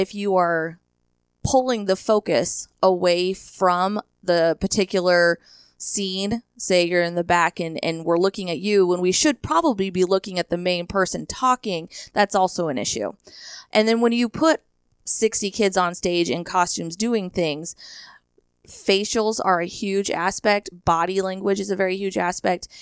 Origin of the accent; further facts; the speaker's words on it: Hershey, Nebraska, United States; originally from Hershey High School, Hershey, Nebraska, a little town right outside of North Platte. I attended a country school, K through eight, at a one-room schoolhouse